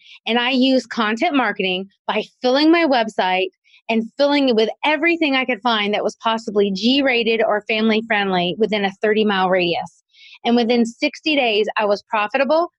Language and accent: English; South Carolina, United States; moved away as an adult; also born or lived in Kentucky; we moved to my hometown of South Carolina